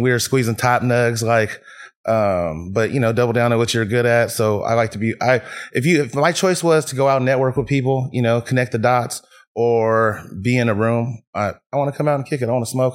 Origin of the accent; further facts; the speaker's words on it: Fairfield, California, United States; also born or lived in Vallejo / San Francisco; I was born in Vallejo, raised in Fairfield, moved to the city